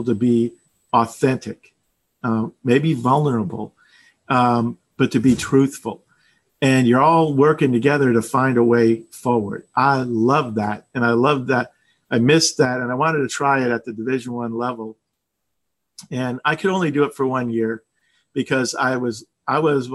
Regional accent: South Florida, United States; moved away as an adult; also born or lived in Maryland / Oklahoma; I grew up in South Florida.

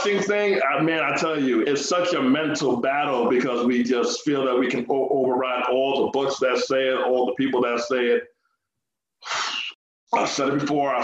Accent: Jamaica; we're Jamaican

